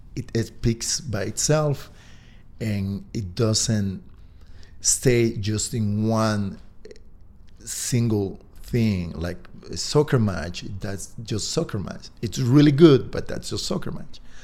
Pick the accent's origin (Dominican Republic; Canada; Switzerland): Dominican Republic; moved away as an adult; now in Park City, United States; I'm originally from the Dominican Republic, but I've been here for close to ten years.